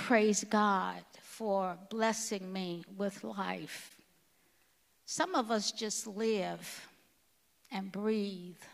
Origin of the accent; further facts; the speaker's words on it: Alabama, United States; I grew up in Alabama